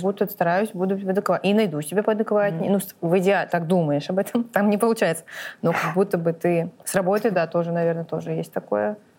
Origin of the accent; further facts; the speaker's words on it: Blagoveshchensk, Amur Oblast, Russia; moved away as an adult; now in Moscow, Russia; когда мы уезжали из Благовещенска